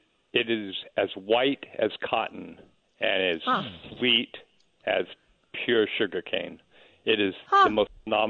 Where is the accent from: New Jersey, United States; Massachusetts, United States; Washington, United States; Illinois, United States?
Illinois, United States; Chicago; also born or lived in San Diego, California; now in New Orleans, United States; Originally, I'm from Chicago, but I spend a lot of time in Southern California.